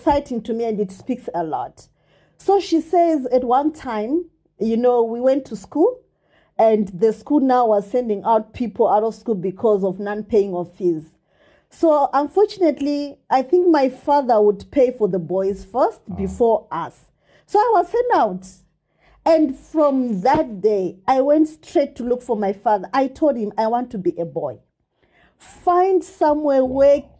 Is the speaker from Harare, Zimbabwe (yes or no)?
no; Gokwe, Midlands, Zimbabwe; I grew up in the dust and dark streets of Nembudzia Gokwe